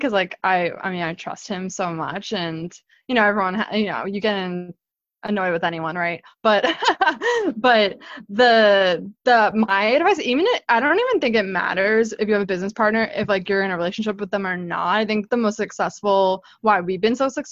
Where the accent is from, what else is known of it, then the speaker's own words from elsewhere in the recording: Boston, Massachusetts, United States; also born or lived in New Hampshire; I'm based here, born and raised in Boston